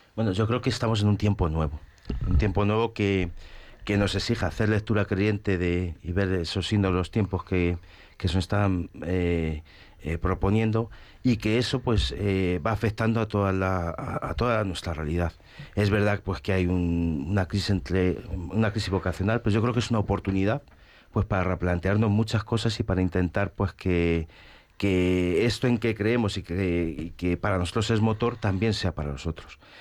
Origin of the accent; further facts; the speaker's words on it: Corral de Almaguer, Castilla-La Mancha, Spain; yo soy de Corral de Almaguer, un pueblo que está a unos 100 kilómetros de Madrid, provincia de Toledo, y allí pues he crecido.